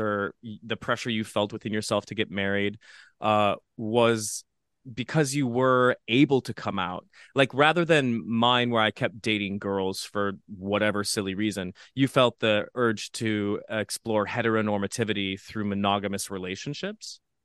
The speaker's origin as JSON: {"language": "English", "region": "Midwest", "country": "United States", "tie": "born or raised there", "moved": "yes", "lives_now": "New York City, United States", "said": "growing up in the Midwest, we have a lot of adversity"}